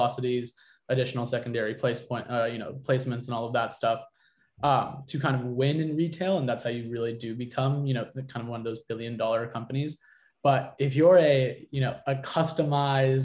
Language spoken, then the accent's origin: English; San Diego, California, United States; I grew up in San Diego